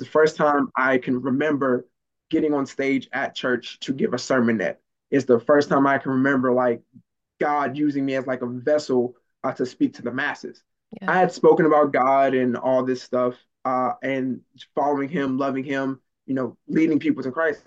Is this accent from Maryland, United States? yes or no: yes; Maryland, United States; moved away; also born or lived in the South; growing up in Maryland and missing meals and not living in the best neighborhood